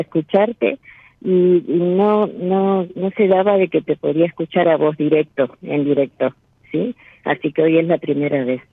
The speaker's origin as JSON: {"language": "Spanish", "town": "José C. Paz", "region": "Buenos Aires Province", "country": "Argentina", "said": "de Buenos Aires, o sea, de acá."}